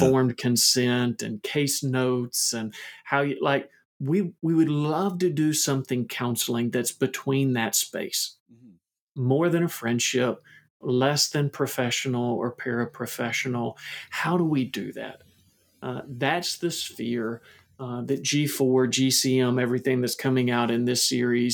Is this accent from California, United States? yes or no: no; Kentucky, United States; I'm from Kentucky. So I'm going to do that thing where I use a little Kentucky grammar